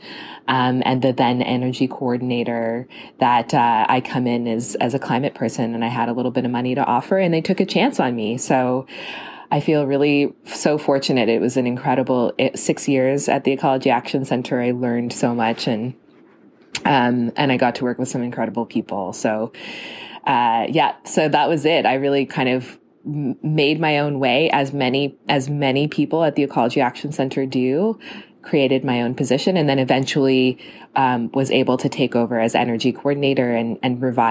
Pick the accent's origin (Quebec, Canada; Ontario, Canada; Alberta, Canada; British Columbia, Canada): Ontario, Canada; Toronto; moved away as an adult; also born or lived in Halifax, Nova Scotia; I grew up in Toronto